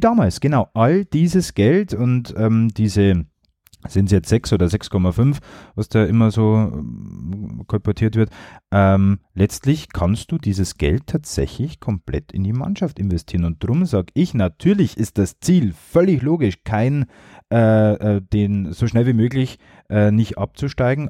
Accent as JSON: {"language": "German", "town": "Regensburg", "region": "Bavaria", "country": "Germany", "tie": "born or raised there", "said": "als gebürtiger Regensburger, als Jahn-Fan seit Kindertagen"}